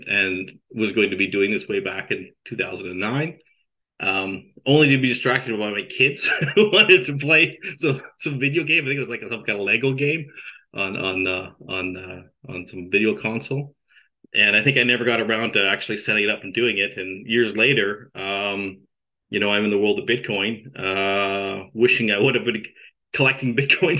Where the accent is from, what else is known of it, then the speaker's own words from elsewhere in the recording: Canada; moved away as an adult; I'm a Canadian, grew up in Canada, born and raised there